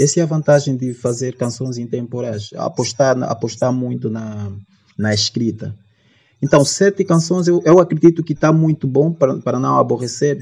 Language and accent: Portuguese; Luanda, Luanda Province, Angola; also born or lived in Soyo, Zaire Province, Angola; nasci na província do Zaire, município do Soio. Portanto, cresci em Luanda